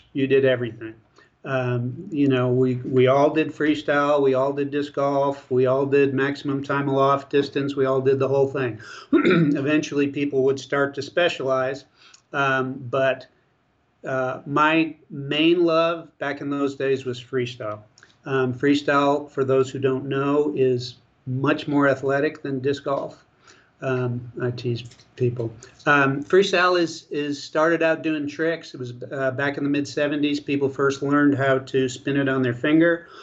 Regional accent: Buffalo, New York, United States; also born or lived in Long Beach, California; now in Texas, United States; I think I was about 6 weeks old when we made the drive to Buffalo, and I grew up in Buffalo

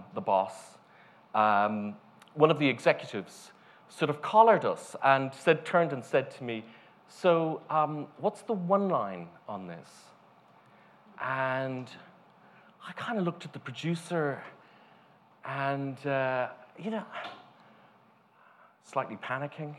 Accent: Ireland; moved away; also born or lived in United States; Originally, I'm from Ireland, then working here

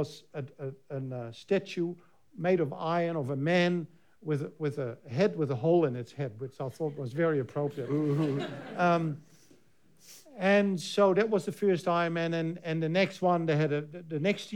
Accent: Netherlands; now in New Zealand; in Almere in Holland, my home country.

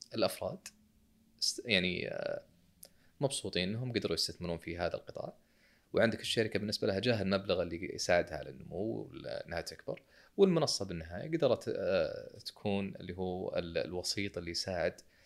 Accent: Saudi Arabia; عندنا في السعوديه شركه اسمها كيورا

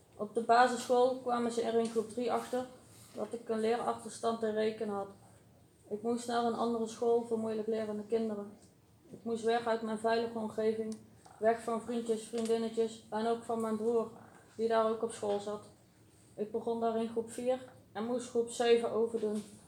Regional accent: Uden, North Brabant, Netherlands; Ik ben geboren in Uden.

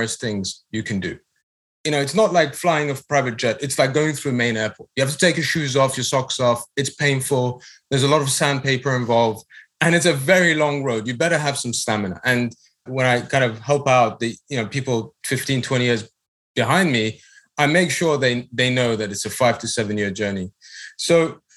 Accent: United Kingdom; moved away as an adult; now in United States; Brexit happened in my home country

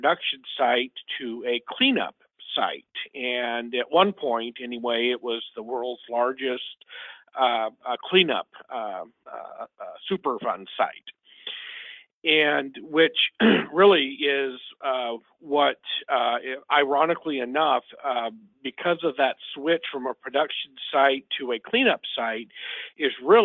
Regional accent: southeastern Washington State, United States; now in Brazoria County, Texas, United States; I was born and raised in the Northwest and grew up in southeastern Washington State

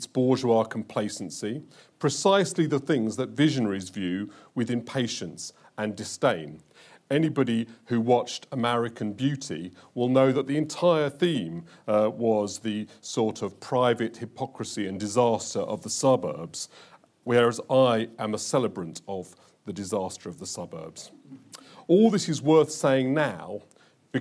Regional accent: London, United Kingdom; I was brought up in Hendon Central, and as a 12-year-old child, I could walk to Brent Cross

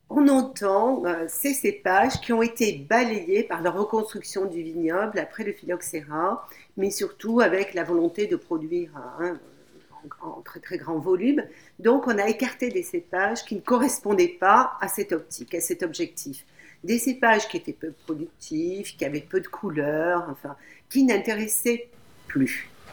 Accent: France; chez nous en France

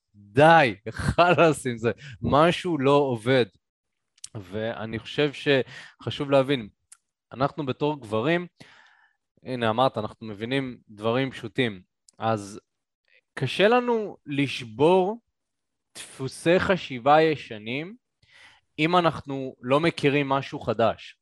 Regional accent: Karmiel, Northern District, Israel; אני גדלתי בצפון, גדלתי בכרמיאל

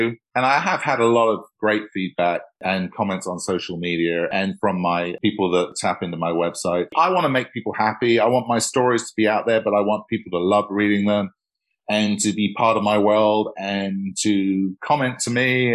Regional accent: England, United Kingdom; I grew up in England and there was so much history around

